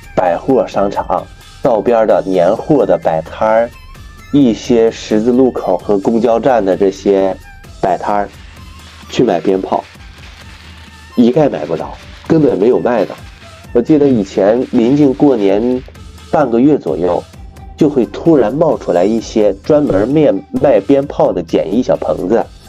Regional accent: Northeast China, China; moved away as an adult; also born or lived in Xinjiang / Guangdong / Nanjing; 我是东北人，一直在东北从小长大

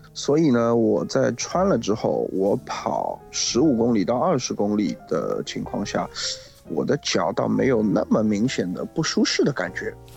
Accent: Shanghai, China; 我们上海话叫点 L 景

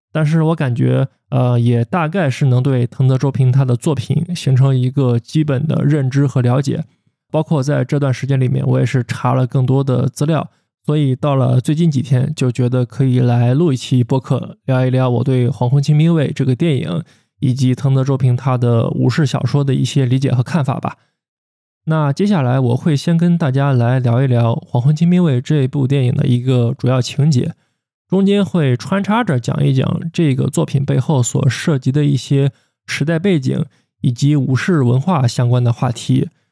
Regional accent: China; 在我们中国人看来

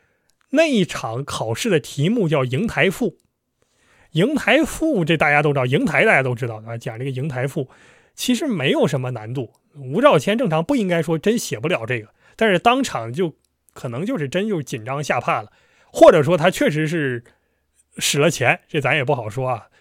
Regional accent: Northeast China, China; 对我们东北人而言，东北就是东北，这个黑吉辽差不多

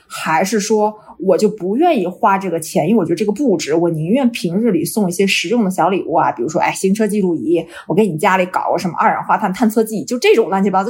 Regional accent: China; now in Vancouver, Canada; 我们中国人都是独生子女

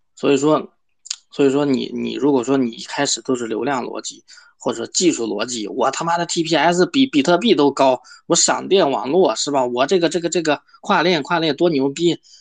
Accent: China; 我们中国人

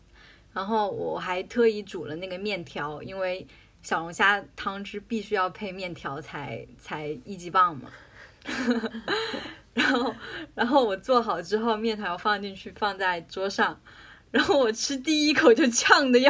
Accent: Jiangxi, China; 因为我是江西人嘛，

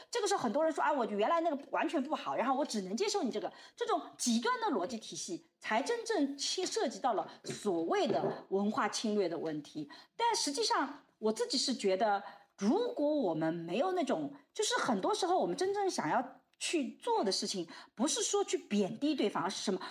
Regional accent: China; 我们中国人一直讲天下大同

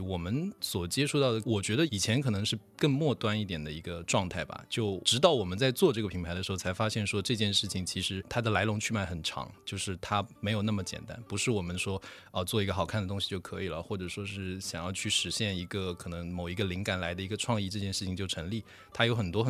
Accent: Wenzhou, Zhejiang, China; 我是在浙江温州出生长大的

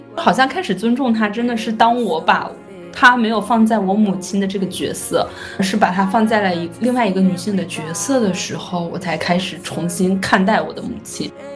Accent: Shaanxi, China; moved away as an adult; now in Guangzhou, China; 我在陕西待到十八岁，因为读大学来到广州，留在这边工作生活

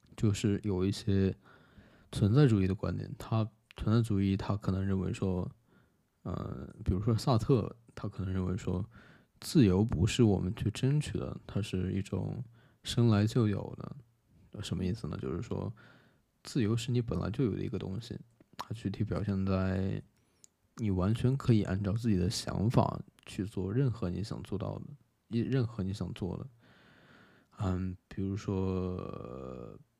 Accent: China; 我一个中国人

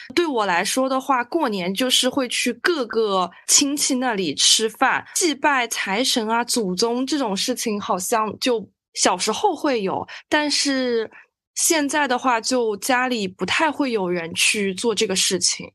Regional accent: Hangzhou, Zhejiang, China; 我是杭州的吧，我们好像没有说这个习俗

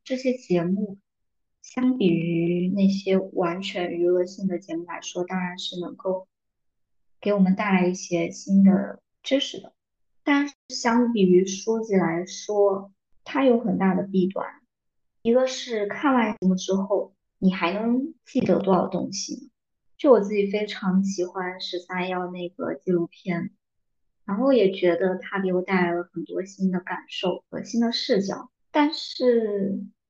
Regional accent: southern China, China; 作为一个南方人，竟然没有人说我的 普通话不标准，口音

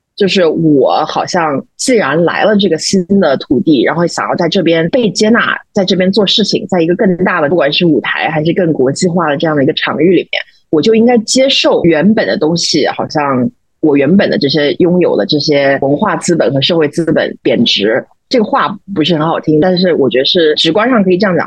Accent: China; moved away as an adult; now in New York, United States; 比如说我们作为中国人应该怎么去看这些东西

